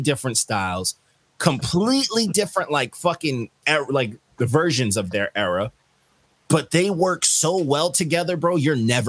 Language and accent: English; New York City, New York, United States; I'm from New York